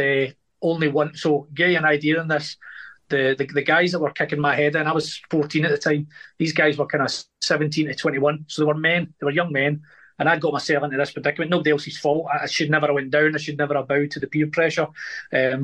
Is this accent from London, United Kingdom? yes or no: no; Glasgow, Scotland, United Kingdom; grew up in Glasgow with gang culture.